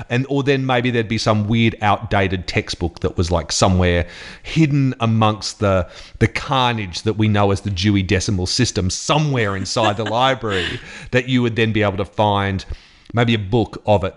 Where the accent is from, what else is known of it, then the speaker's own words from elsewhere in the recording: Queensland, Australia; moved away; I grew up in Queensland